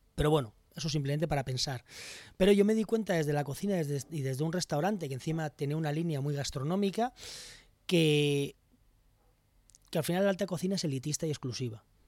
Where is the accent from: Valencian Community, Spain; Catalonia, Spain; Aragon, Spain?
Valencian Community, Spain; Alicante; es la tierra donde vivo, yo soy de Alicante